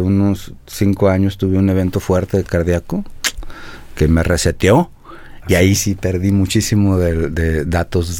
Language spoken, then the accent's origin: Spanish; Ciudad Obregón, Sonora, Mexico; moved away; also born or lived in Guadalajara; yo soy de Sonora